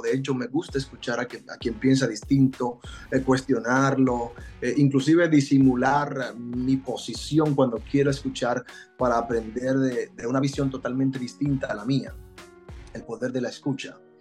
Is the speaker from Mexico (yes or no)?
no; Dominican Republic; moved away as an adult; also born or lived in Puerto Rico; now in Orlando, United States; Emigré de República Dominicana hace tres años